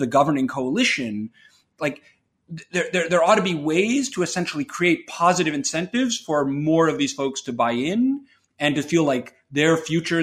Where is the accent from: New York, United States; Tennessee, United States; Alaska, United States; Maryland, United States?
New York, United States; I grew up in New York